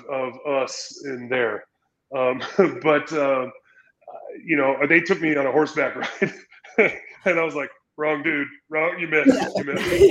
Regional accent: San Diego, California, United States; also born or lived in Utah; growing up in San Diego

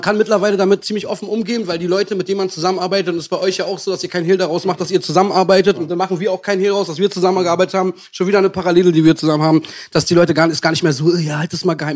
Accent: Berlin, Germany; für mich als Ost, richtiger Ost, ich komme aus dem nördlichsten Punkt von ganz Berlin, ich komme aus Buch

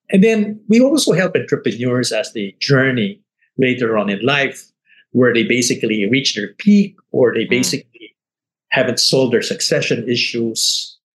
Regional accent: Manila, Metro Manila, Philippines; moved away as an adult; also born or lived in Hong Kong / Singapore; I managed to negotiate a return to Manila, my hometown

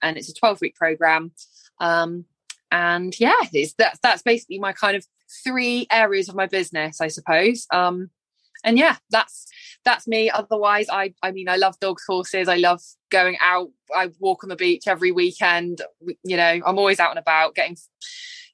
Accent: Cornwall, South West England, United Kingdom; from Cornwall

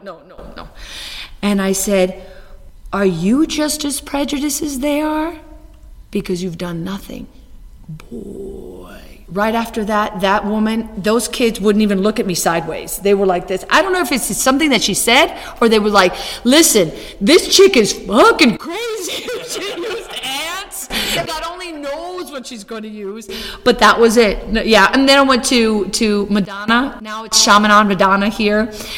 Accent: Cuba; No, I speak Spanish. Oh, but you're from Mexico. No, I'm from Cuba. Oh, you're Cuban? Yeah.

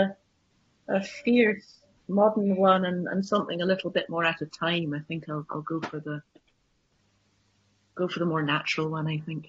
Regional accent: England, United Kingdom; now in Shetland, United Kingdom; I'm an English person and I can't speak Shetland

